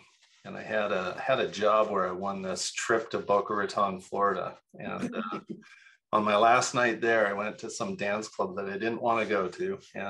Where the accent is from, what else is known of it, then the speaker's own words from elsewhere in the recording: Toronto, Ontario, Canada; moved away as an adult; also born or lived in Salt Lake City, Utah; now in Utah, United States; I'm a transplant here. I'm from Toronto, Canada.